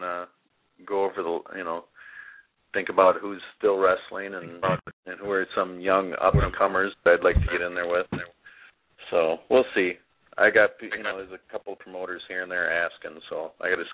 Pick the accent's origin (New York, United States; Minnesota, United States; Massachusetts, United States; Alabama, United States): Minnesota, United States; Saint Paul; winning the ECW title in my hometown in St. Paul